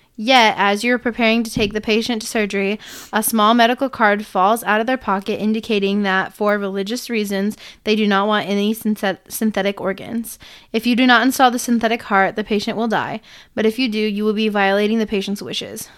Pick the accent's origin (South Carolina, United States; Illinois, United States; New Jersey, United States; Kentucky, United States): Illinois, United States; I was born on April eighteenth in Illinois